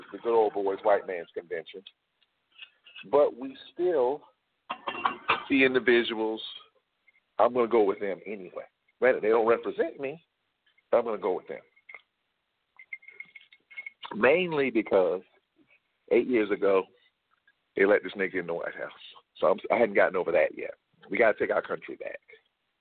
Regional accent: Atlanta, Georgia, United States; I'm from Atlanta

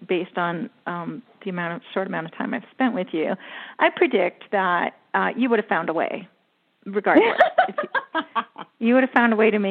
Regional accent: Canada; I'm Canadian

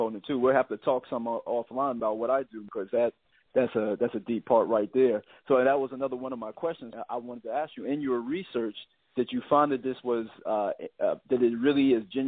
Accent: Virginia, United States; now in San Diego, United States; I'm originally from Virginia, one of the original 13 colonies

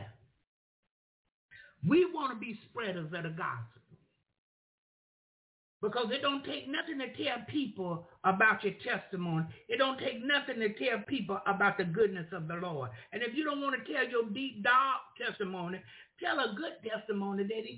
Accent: the South, United States; Y'all know I'm from the South. We say children

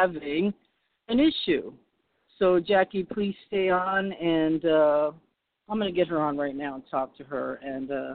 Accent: upstate New York, United States; also born or lived in Boston / Hyde Park; now in California, United States; I was born in Boston, but I lived upstate New York, and actually I lived in Bukit.

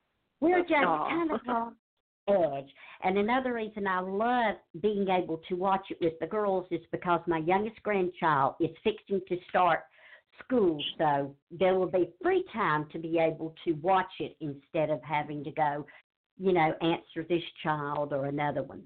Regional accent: Charlotte, North Carolina, United States; now in Jesup, United States; I grew up in Charlotte, North Carolina

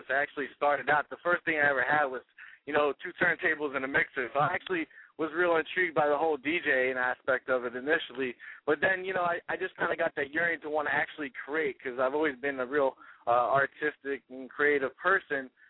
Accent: New Jersey, United States; Well, you know, growing up, uh, I'm actually from North Jersey, so uh, I grew up around hip hop.

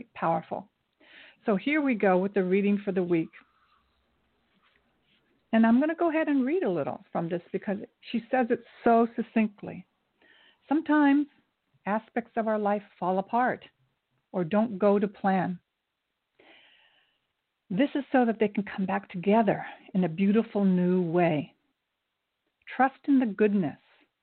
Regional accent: Japan; I was born in Japan. My mother is Japanese. My father's Scotch-Irish

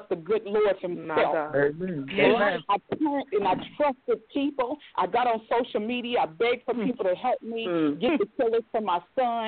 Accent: Beckley, West Virginia, United States; moved away; my hometown, Beckley, West Virginia

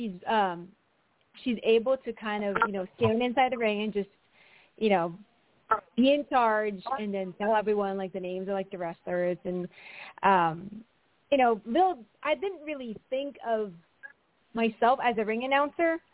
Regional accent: Philippines; moved away as an adult; now in United States; I was born and raised in the Philippines

